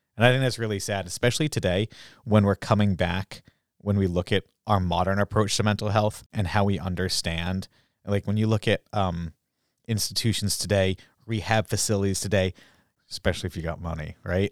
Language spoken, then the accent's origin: English; Groton, Massachusetts, United States; I was from Groton